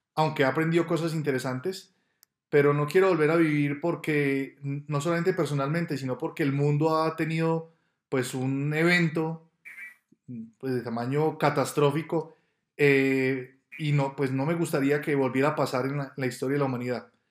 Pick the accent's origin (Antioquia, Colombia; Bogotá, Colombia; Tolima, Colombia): Antioquia, Colombia; Medellín; moved away as an adult; now in Bogotá, Colombia; Yo soy de Medellín, nací en Medellín y desde el año 2000 vivo en Bogotá.